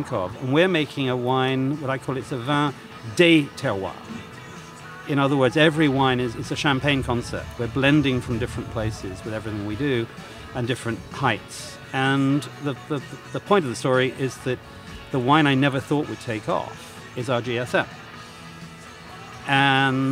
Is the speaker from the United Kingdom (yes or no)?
yes; United Kingdom; moved away as an adult; also born or lived in Burgundy, France; I'm British